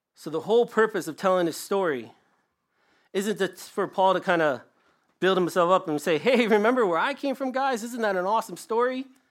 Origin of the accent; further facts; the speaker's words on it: Michigan, United States; I'm from Michigan